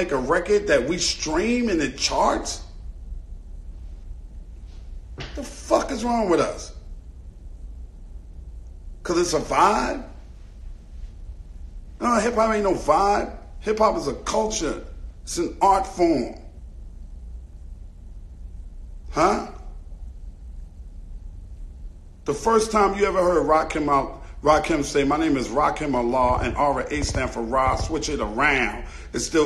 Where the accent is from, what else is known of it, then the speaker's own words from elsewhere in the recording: New York City, New York, United States; also born or lived in Brooklyn, New York; I grew up in Queens. My mother moved us from Brooklyn to Queens, New York